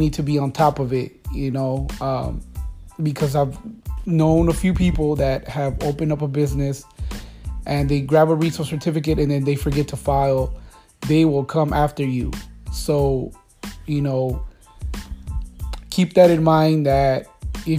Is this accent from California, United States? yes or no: yes; Los Angeles, California, United States; I am from California, so Los Angeles